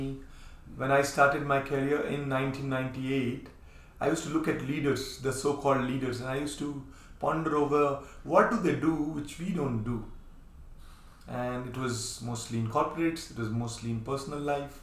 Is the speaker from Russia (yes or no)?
no; India; we Indians